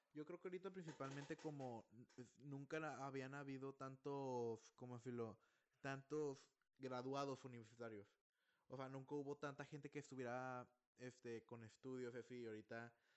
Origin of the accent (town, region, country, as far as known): Mexico